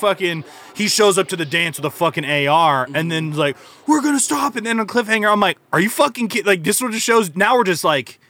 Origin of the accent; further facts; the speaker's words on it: Washington, United States; Maybe it's because we're from Washington.